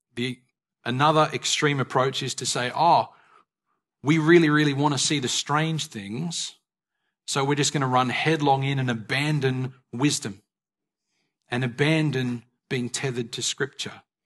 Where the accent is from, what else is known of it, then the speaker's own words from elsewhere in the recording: Australia; we are Australian citizens